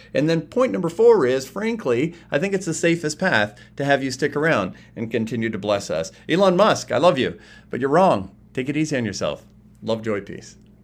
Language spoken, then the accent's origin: English; Canada; I'm from Canada. I'm in Canada recording this